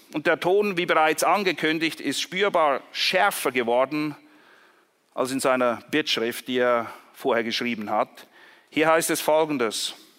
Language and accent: German; Zurich, Switzerland; Ich komme zufälligerweise aus Zürich